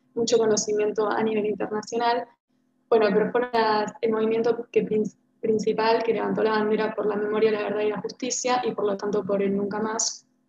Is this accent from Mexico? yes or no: no; Buenos Aires, Argentina; soy argentina de Buenos Aires